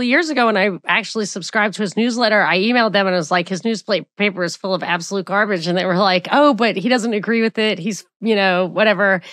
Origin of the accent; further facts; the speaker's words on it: New York, United States; moved away; also born or lived in Atlanta; I'm from New York